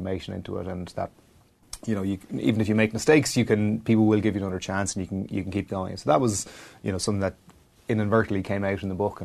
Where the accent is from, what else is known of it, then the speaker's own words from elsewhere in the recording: Wexford, Leinster, Ireland; also born or lived in Clongowes; growing up in Wexford and in Clongowes